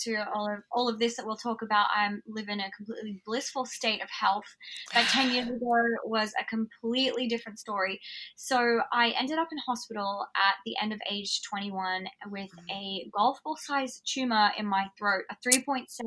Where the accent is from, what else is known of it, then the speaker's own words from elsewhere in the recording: Alice Springs, Northern Territory, Australia; I grew up in Outback Australia in Alice Springs.